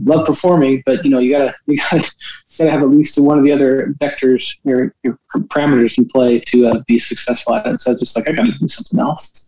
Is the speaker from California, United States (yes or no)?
yes; Redding, California, United States; moved away as an adult; also born or lived in Orange, California / Houston, Texas / Indiana / Utah; now in North Carolina, United States; I was born in Northern California, um, grew up in Northern California